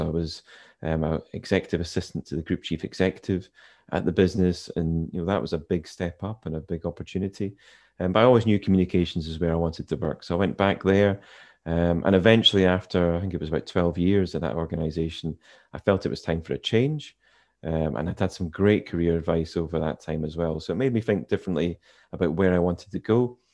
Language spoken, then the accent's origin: English; Inverness, Scotland, United Kingdom; now in Edinburgh, United Kingdom; I was born in Inverness, which for those who are familiar with Scotland's up in the Highlands